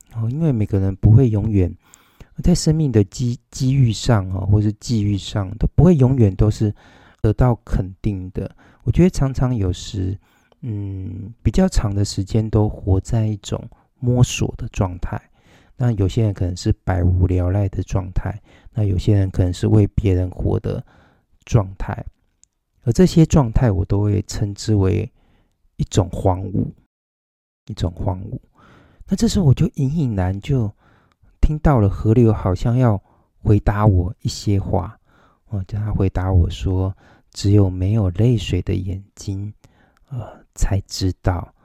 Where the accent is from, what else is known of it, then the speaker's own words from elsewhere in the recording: Taichung, Taiwan; 台中，呃，我的故乡，我的寓居之地